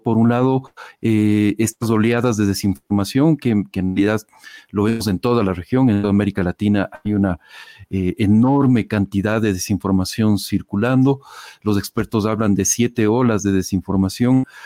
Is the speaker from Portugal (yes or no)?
no; Ecuador; en, Ecuador, en mi país